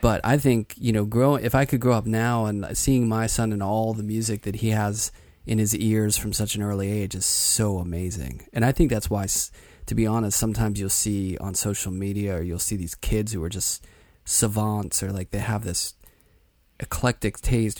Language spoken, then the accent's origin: English; Pittsburgh, Pennsylvania, United States; moved away as an adult; I grew up in Pittsburgh